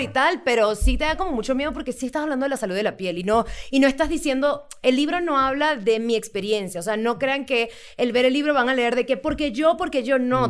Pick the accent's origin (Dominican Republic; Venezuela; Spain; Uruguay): Venezuela; moved away as an adult; now in Mexico; soy de Venezuela